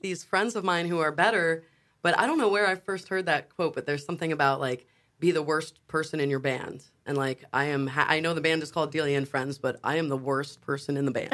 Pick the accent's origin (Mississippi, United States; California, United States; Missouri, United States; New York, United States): New York, United States; now in Wilmington, United States; we're from New York, and when my mom moved down first and she settled moving to North Carolina